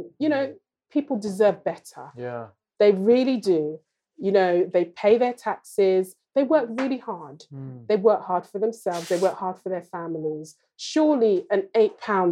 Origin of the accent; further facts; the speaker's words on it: London, United Kingdom; I was born in Lambeth down the road